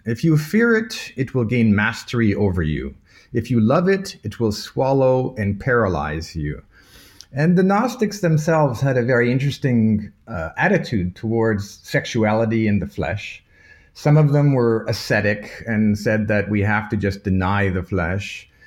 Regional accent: Toronto, Ontario, Canada; moved away as an adult; also born or lived in Malta / Munich; now in Vienna, Austria; I was born in Toronto, Canada, of Maltese parents, so my cultural background is from an island in the Mediterranean called Malta. And I grew up in Toronto, studied in Toronto, at the University of Toronto

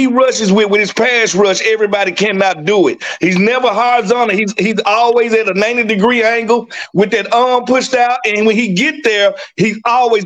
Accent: Mississippi, United States; I'm from Mississippi

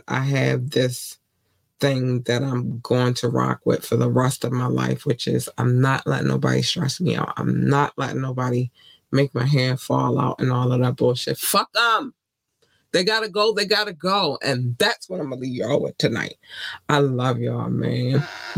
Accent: Baltimore, Maryland, United States; I grew up in Baltimore.

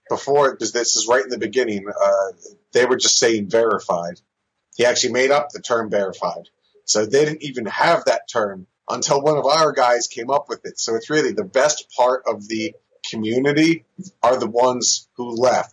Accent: New Jersey, United States; also born or lived in San Diego, California; I was born in California, but I was raised in New Jersey

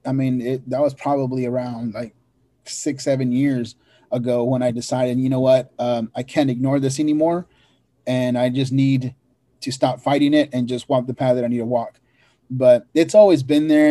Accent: Oregon, United States; growing up in Oregon, you know, we lived in a ranch way up in the mountains

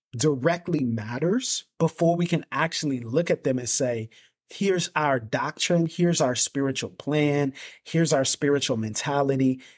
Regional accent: Pensacola, Florida, United States; I was born and raised in Pensacola, Florida

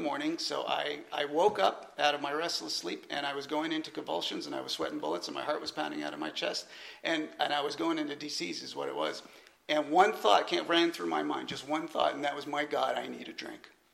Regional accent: California, United States; moved away as an adult; also born or lived in Atlanta, Georgia; I was originally from California

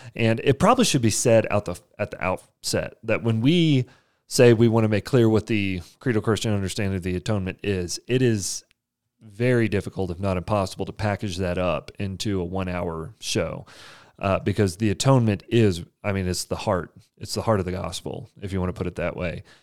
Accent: Amarillo, Texas, United States; I grew up in Amarillo, Texas

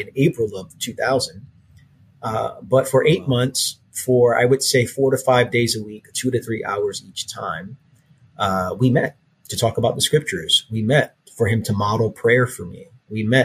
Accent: New York City, New York, United States; also born or lived in Queens, New York / Nassau County, Long Island; I grew up born and raised in Brooklyn, New York

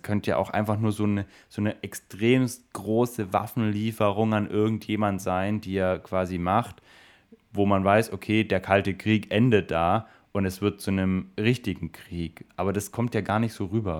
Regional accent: Swabia, Germany; ich bin Schwabe

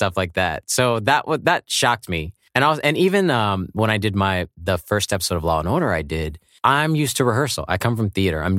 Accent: Kansas, United States; also born or lived in England / Louisiana / Virginia; Well, I was born in Kansas and Topeka, and both of my parents were in the Air Force.

